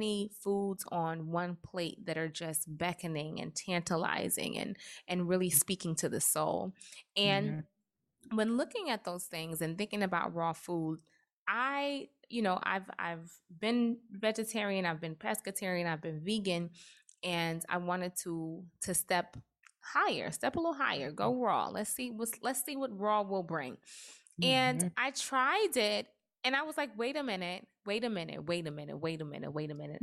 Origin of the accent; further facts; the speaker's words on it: Trinidad & Tobago; I am Trinidadian